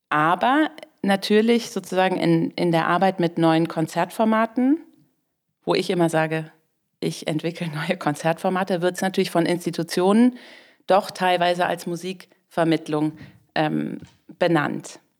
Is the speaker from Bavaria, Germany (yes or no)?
no; Lower Saxony, Germany; also wir kommen aus Niedersachsen und da gibt es eben dieses Ministerium